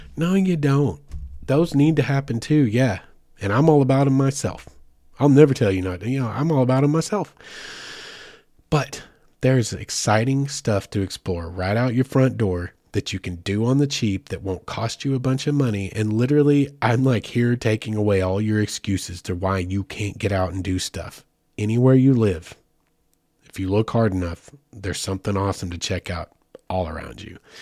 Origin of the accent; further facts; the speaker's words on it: the Ozarks, United States; I'm from the Ozarks originally.